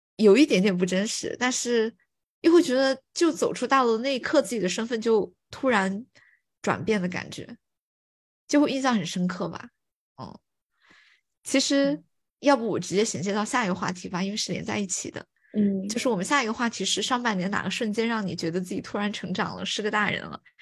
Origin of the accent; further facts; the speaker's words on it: Fuling, Chongqing, China; moved away; 我跟我妈妈在福临城里面散步，然后因为我是出生在那个地方